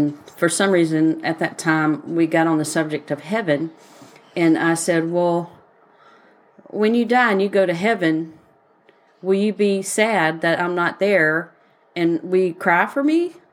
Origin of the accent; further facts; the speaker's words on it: Missouri, United States; I'm {S1} from {S0} Missouri, so y'all leave me alone.